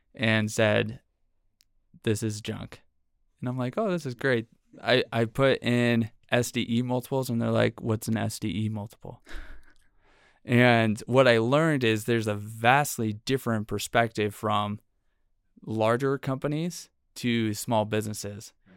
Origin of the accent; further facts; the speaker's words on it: San Francisco, California, United States; moved away as an adult; now in Utah, United States; I'm originally from the Bay Area in San Francisco